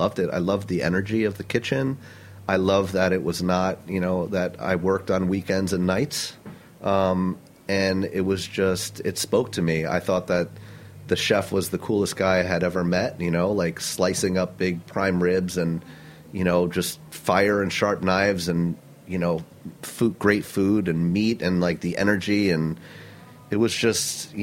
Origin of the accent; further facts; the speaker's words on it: Milton, New York, United States; I grew up upstate New York in a tiny town called Milton, New York, in the Hudson Valley